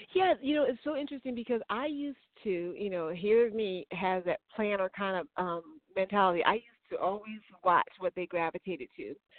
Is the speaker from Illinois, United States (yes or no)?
yes; Chicago, Illinois, United States; I'm from Chicago